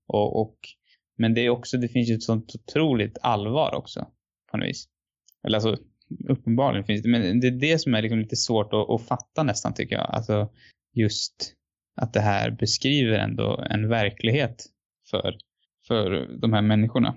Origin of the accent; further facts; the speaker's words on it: Sweden; som svensk så är man ju väldigt liksom lyckligt lottad